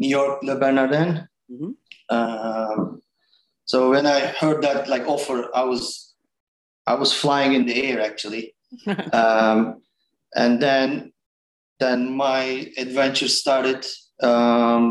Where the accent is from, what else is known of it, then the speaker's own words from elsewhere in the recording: Istanbul, Turkey; English is a second language; moved away as an adult; also born or lived in Cayman Islands / Weehawken, New Jersey; now in United States; I was born and raised in Turkey